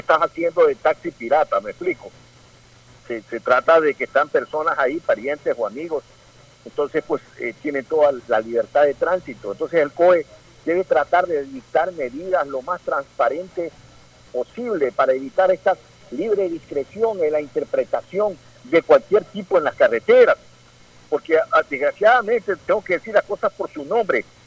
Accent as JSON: {"language": "Spanish", "country": "Ecuador", "said": "como ecuatoriano"}